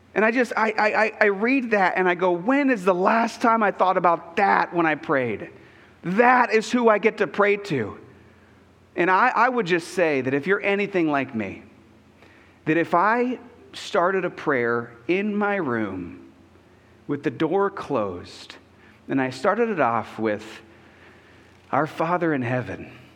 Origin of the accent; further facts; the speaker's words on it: United States; I'm an American